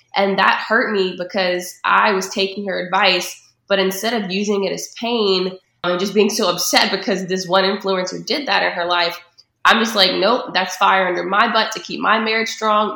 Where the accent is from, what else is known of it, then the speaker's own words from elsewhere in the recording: Patterson, Louisiana, United States; moved away as an adult; also born or lived in Baton Rouge, Louisiana; now in Atlanta, United States; I'm from Patterson, Louisiana. So growing up there, it was a very small town.